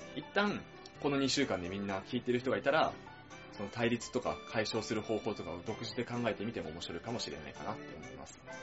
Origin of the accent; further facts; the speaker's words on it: Chiba, Japan; 俺たち千葉県民が